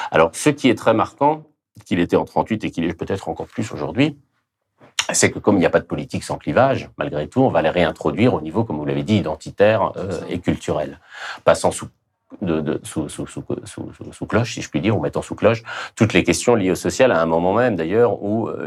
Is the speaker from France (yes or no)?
yes; France; Je suis français et républicain.